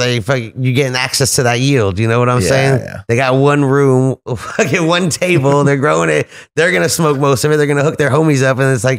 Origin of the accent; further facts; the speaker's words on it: California, United States; I'm from California, dude.